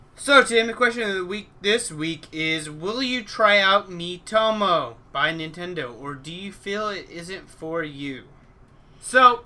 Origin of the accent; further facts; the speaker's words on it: Alaska, United States; my home state, Alaska